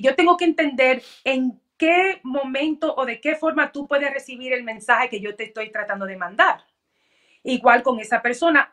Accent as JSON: {"language": "Spanish", "country": "United States", "also_born_or_lived": "Dominican Republic (ancestry)", "said": "nosotros siendo primera generación americana, mis padres siempre tenían mucho orgullo de que nosotros seamos americanas, pero que nunca nos olvidemos de nuestras raíces latinas, en particular como dominicanas que somos"}